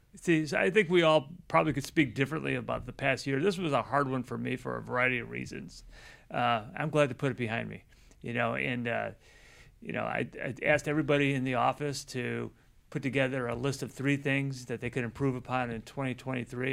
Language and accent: English; Chicago, Illinois, United States; growing up in Chicago